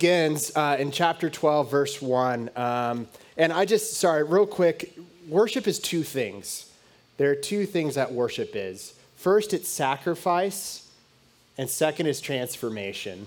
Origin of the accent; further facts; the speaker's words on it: United States; I grew up obviously in the United States